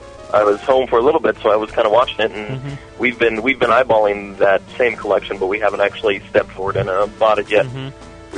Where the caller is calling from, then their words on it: Castle Rock, Colorado, United States; it's snow-capped Castle Rock, Colorado.